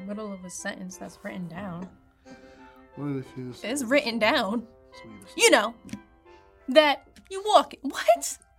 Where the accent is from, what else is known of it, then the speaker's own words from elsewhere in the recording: New York, United States; I'm also a New Yorker